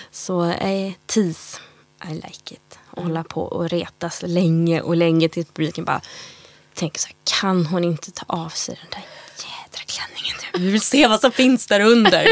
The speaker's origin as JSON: {"language": "Swedish", "town": "Gothenburg", "region": "Västra Götaland", "country": "Sweden", "said": "vi kommer från Göteborg"}